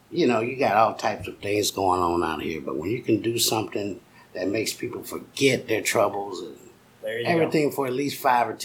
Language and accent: English; St. Louis area, Illinois, United States; I grew up in the St. Louis area of east side of the river.